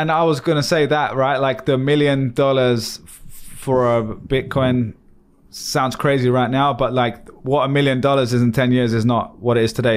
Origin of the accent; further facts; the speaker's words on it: London, United Kingdom; Stone where I was born in East London